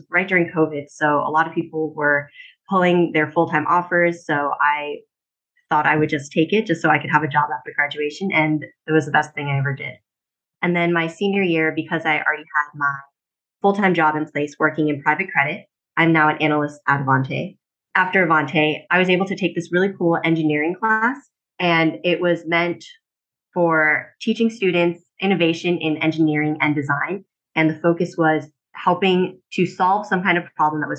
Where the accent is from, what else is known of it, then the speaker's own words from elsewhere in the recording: Wilmington, Delaware, United States; moved away as an adult; also born or lived in Los Angeles; I was born and raised in Wilmington, Delaware